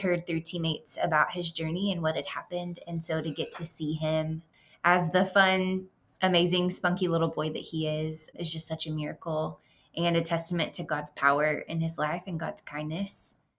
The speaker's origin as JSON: {"language": "English", "region": "Texas", "country": "United States", "also_born_or_lived": "Chad", "moved": "as an adult", "said": "We are from Texas. We're from the South, like, know all about Southern hospitality"}